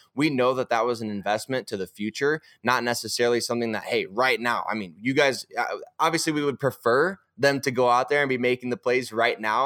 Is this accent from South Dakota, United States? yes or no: yes; Sioux Falls, South Dakota, United States; moved away; I'm here in my, my hometown in Sioux Falls, South Dakota, hanging out at my parents